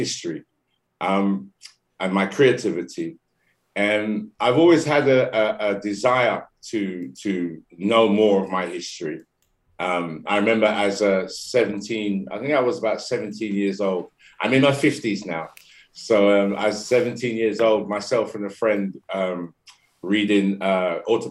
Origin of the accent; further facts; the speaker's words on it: London, United Kingdom; I'm born and raised in London, UK.